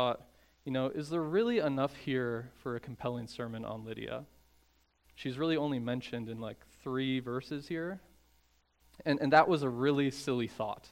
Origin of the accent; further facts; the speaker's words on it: Chicago, Illinois, United States; I'm from the Chicago area